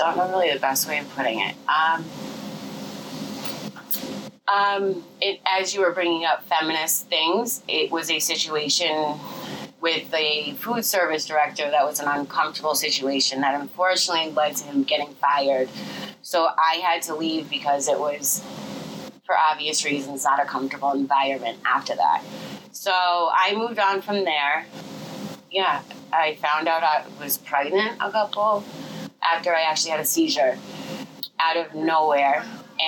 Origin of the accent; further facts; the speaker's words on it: Western Massachusetts, United States; moved away; I come from Western Mass, so it's different altogether.